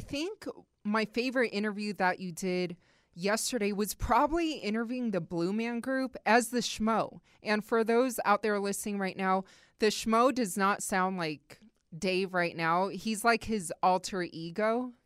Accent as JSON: {"language": "English", "town": "Las Vegas", "region": "Nevada", "country": "United States", "tie": "born or raised there", "said": "I'm born and raised here"}